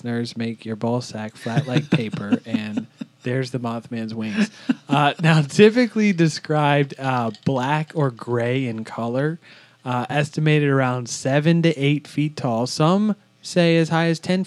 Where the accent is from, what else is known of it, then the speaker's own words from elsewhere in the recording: Virginia, United States; We're all from Virginia, you know, right there by West Virginia